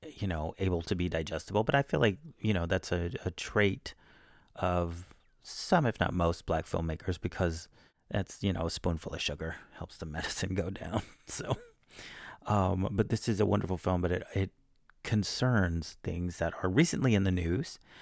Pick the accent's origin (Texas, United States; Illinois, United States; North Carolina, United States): Texas, United States; I'm from Texas